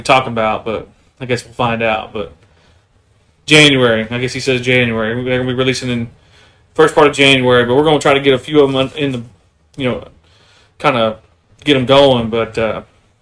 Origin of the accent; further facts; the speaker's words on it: Tahlequah, Oklahoma, United States; now in Tulsa, United States; I'm from Oklahoma. I reside here in Tulsa, Oklahoma. Originally from Tahlequah.